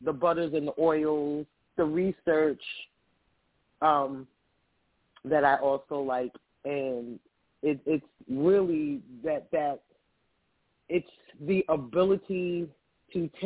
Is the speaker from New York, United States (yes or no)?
yes; Roosevelt, New York, United States; I actually am originally from Roosevelt, New York.